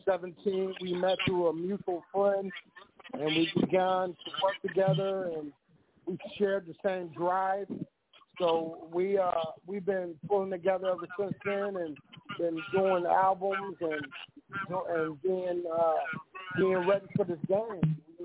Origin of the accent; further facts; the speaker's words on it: Grand Rapids, Michigan, United States; also born or lived in Lansing; I was born in I was born in Lansing, raised in Grand Rapids, but I was, yeah, I'm from Lansing.